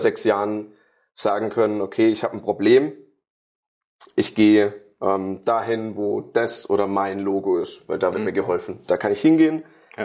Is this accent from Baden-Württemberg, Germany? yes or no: yes; Karlsruhe, Baden-Württemberg, Germany; ich komme aus Karlsruhe